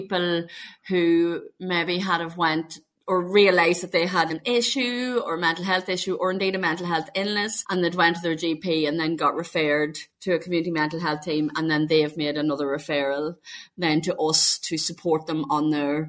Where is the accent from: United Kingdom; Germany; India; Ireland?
Ireland; I am from Ireland.